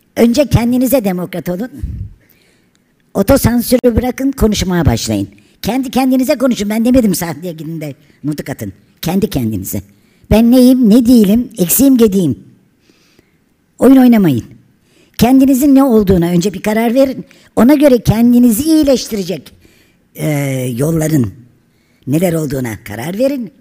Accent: Turkey; biz Türk'üz.

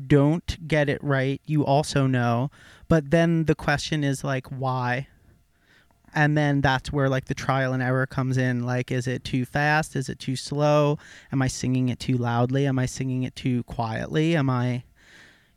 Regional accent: Cream Ridge, New Jersey, United States; I was born and raised in Cream Ridge, New Jersey.

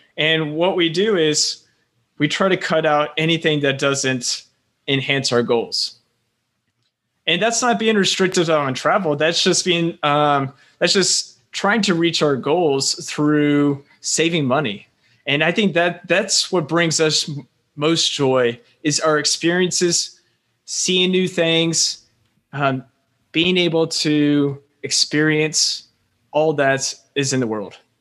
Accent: Florida, United States; moved away as an adult; also born or lived in South Carolina; now in Taipei, Taiwan; I'm originally from Florida. Uh, my parents are, they're Northerners that moved down to Florida because it's quite warm. And, um, just growing up in Florida

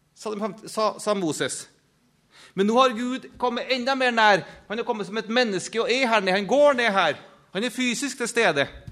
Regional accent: Norway; jeg som en nordmann, eller hva jeg nå er.

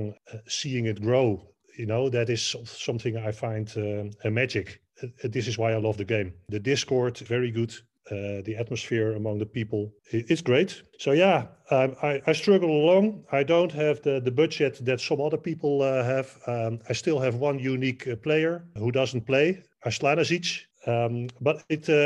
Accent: near Amsterdam, North Holland, Netherlands; I was born near Amsterdam.

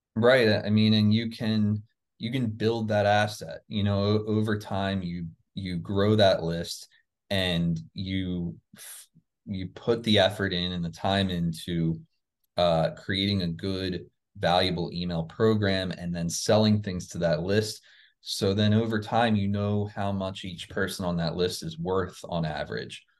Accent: New Jersey near Philadelphia, United States; now in Florida, United States; I grew up in New Jersey near Philadelphia, Pennsylvania

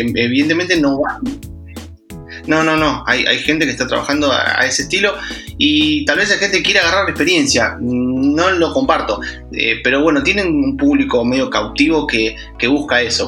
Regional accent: Argentina; yo, yo soy, argentino eh, y trabajo casi nada para Argentina

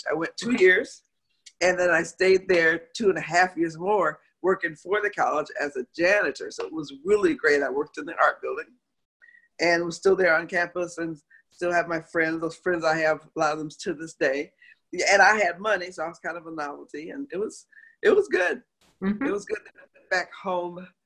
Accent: Moline, Illinois, United States; Moline, Illinois. It's about 180 miles southwest of Chicago.

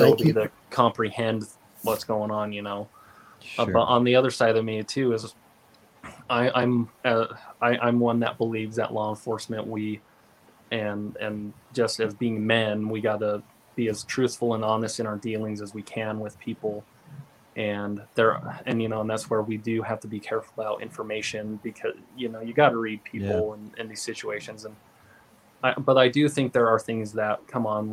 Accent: Southeast Idaho, United States; moved away; I grew up in Southeast Idaho, and we also have a reservation in that area where I grew up

